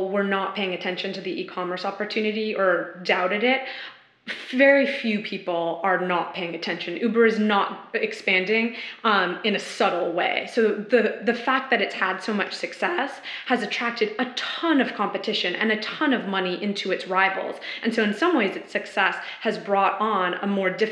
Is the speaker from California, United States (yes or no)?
yes; San Francisco, California, United States; moved away; I'm originally from San Francisco